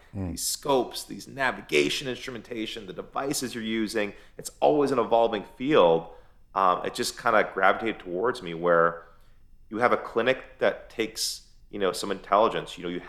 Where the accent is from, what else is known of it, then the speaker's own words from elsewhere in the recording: United States; I'm Persian, man. I mean, I grew up in America, but I'm Persian, and there's an emptiness for me not going there.